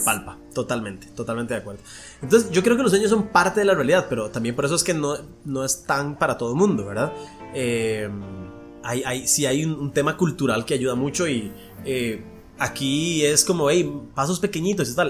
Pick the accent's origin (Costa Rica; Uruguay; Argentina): Costa Rica; aquí en Costa Rica